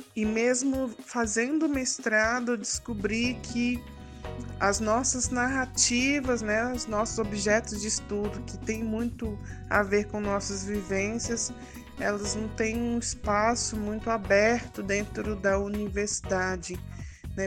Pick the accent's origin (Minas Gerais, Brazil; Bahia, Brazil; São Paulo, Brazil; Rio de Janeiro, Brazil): Minas Gerais, Brazil; Belo Horizonte; do Novo Glória, bairro de onde eu nasci, do bairro Novo Glória